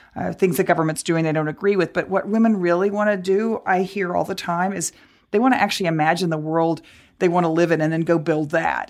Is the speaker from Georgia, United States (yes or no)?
no; Dallas, Texas, United States; I grew up in Texas as I and as I said, growing up in Dallas